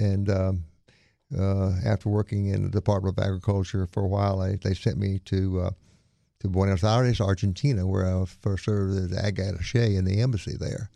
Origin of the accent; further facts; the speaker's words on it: Monroe, Louisiana, United States; moved away; also born or lived in Winnsboro, Louisiana / Opelousas, Louisiana / Texas; I grew up in Monroe, went to Neville High